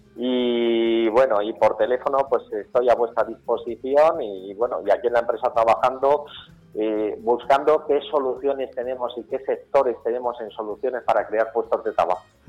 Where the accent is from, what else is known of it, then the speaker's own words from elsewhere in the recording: Campo de Criptana, Castilla-La Mancha, Spain; Yo soy nacido en campo de Cristana, o sea, soy manchego